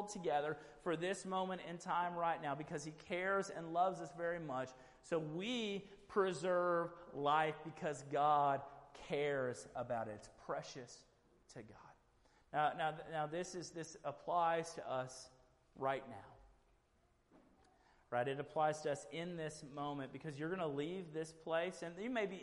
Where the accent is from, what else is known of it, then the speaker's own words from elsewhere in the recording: Houston, Texas, United States; I grew up in Houston